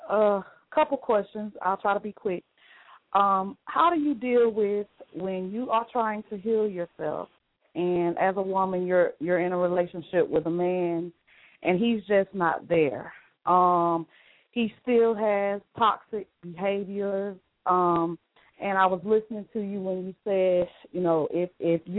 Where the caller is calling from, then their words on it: Columbus, Georgia, United States; I'm calling from Columbus, Georgia.